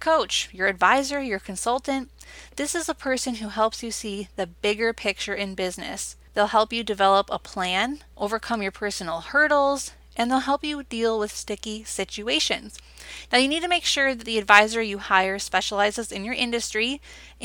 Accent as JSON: {"language": "English", "region": "Wisconsin", "country": "United States", "said": "my home state now, Wisconsin"}